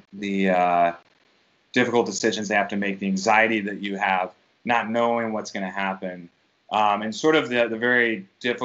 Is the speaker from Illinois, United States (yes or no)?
yes; Chicago, Illinois, United States; moved away as an adult; also born or lived in New York / Washington, D.C. / North Carolina / Los Angeles; now in Ohio, United States; I grew up in Chicago, so I'm, you know, from the Midwest